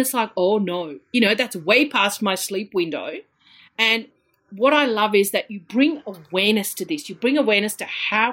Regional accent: India; moved away; I come from India, and I've got a lot of family in India

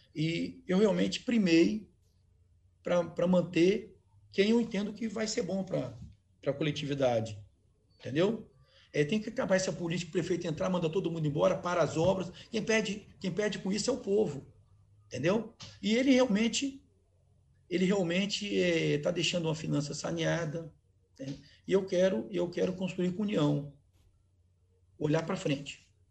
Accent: Cariacica, Espírito Santo, Brazil; eu tenho uma casa que eu atendo, em Jardim América, onde eu cresci

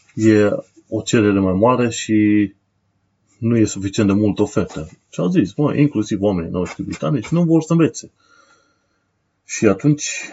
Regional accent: Romania; now in United Kingdom

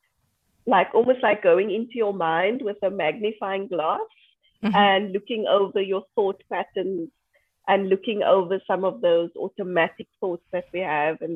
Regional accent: South Africa; I'm from South Africa. I live in Cape Town.

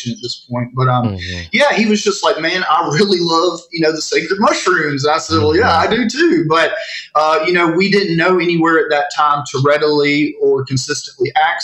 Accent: Northeast Texas, United States; I grew up in Northeast Texas.

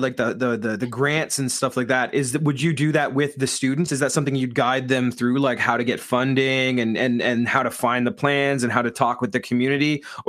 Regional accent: Southeastern Ontario, Canada; I grew up in Southeastern Ontario.

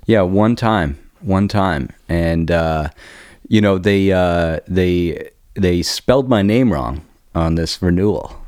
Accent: Heidelberg, Baden-Württemberg, Germany; moved away; I was born in, I, uh, Heidelberg, Germany, where the biggest American base

